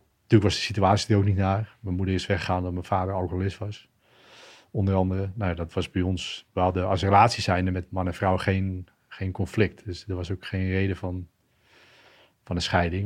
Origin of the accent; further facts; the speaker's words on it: Schagen, North Holland, Netherlands; also born or lived in Perpignan, France; opgegroeid in Schagen, plaatsje in Noord-Holland. Geboren in Frankrijk.